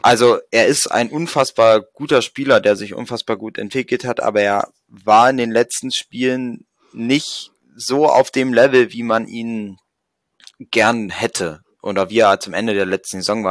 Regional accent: Magdeburg, Saxony-Anhalt, Germany; als Magdeburger

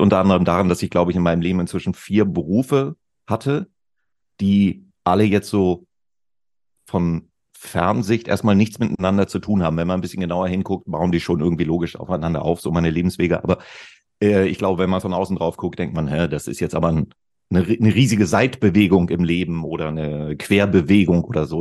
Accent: Celle, Lower Saxony, Germany; in meiner Heimatstadt, in der Stadt, in der ich aufgewachsen bin, Celle in Niedersachsen, nördlich von Hannover

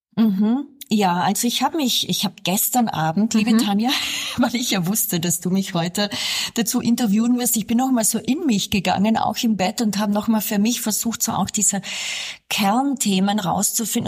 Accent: South Tyrol, Trentino-Alto Adige, Italy; ich bin ja hier in Südtirol aufgewachsen

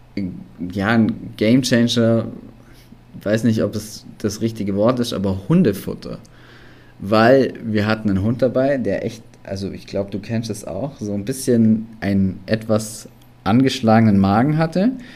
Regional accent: Allgäu, Bavaria, Germany; komme aus dem wunderschönen Allgäu

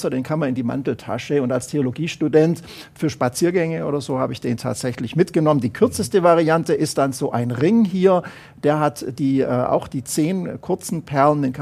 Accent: Baden-Württemberg, Germany; Ich komme aus Oberschwaben, da wird fleißig oder wurde fleißig Rosenkranz gebetet.

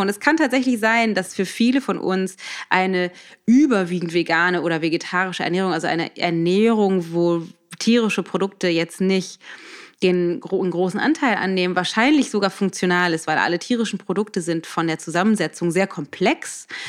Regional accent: Germany; bei uns in Deutschland

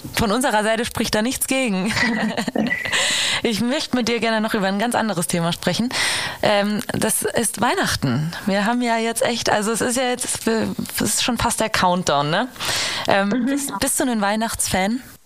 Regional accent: Giessen, Hesse, Germany; moved away; ich komm aus Hessen, aus Gießen.

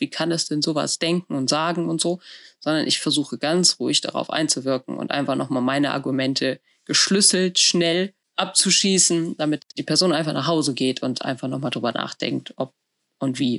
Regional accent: a village near Bielefeld, North Rhine-Westphalia, Germany; Ich habe in einem Dorf bei Bielefeld gelebt.

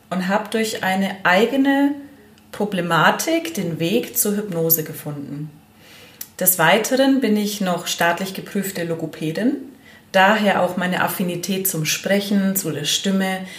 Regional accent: Allgäu, Bavaria, Germany; ich bin 40 Jahre alt und ich komme aus dem Allgäu

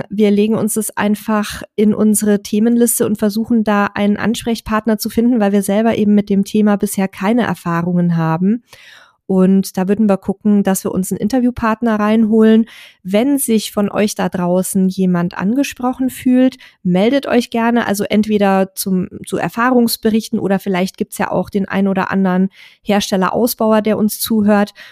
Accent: Saxony-Anhalt, Germany; Wir kommen aus Sachsen-Anhalt, waren mittlerweile elektrisch an der Nordsee, der Ostsee, Norwegen, Kroatien, Frankreich, Österreich, Slowenien, Dänemark und Schweden.

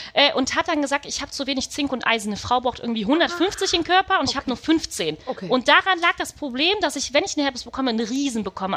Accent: Düsseldorf, North Rhine-Westphalia, Germany; ich bin äh, tatsächlich in Düsseldorf geboren.

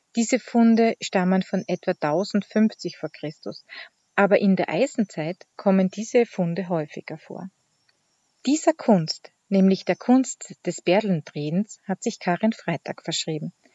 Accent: Hart bei Graz, Styria, Austria; born or raised there

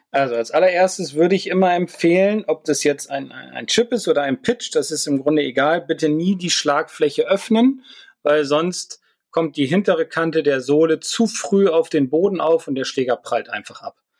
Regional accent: Northern Germany, Germany

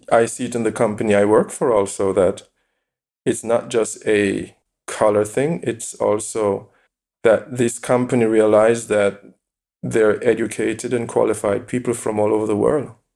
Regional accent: Jamaica; moved away as an adult; now in Essen, Germany; I was born in Jamaica, I grew up in Jamaica, I know exactly I'm Jamaican

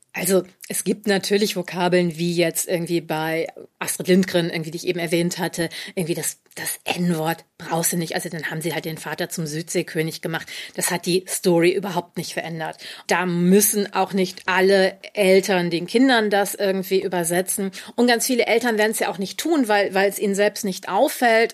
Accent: Düsseldorf, North Rhine-Westphalia, Germany; in Düsseldorf aufgewachsen. Ich bin im Düsseldorfer Stadtteil Oberbilk aufgewachsen

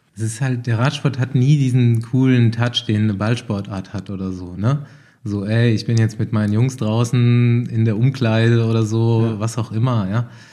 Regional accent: Bavaria, Germany; also born or lived in Hanau, Hesse; ich komme ja also aus dem Spessart oder vom Rand vom Spessart, also es ist auch mhm. ganz schön bei uns

